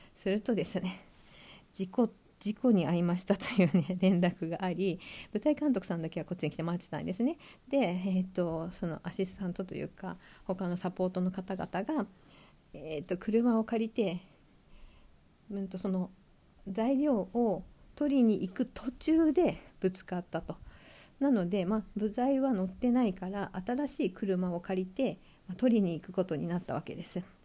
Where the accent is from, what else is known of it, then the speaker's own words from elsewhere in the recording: Sapporo, Hokkaido, Japan; moved away as an adult; also born or lived in Tokyo; 地元は札幌なんですけど札幌では取らずに、えーと、大学で東京に出てきて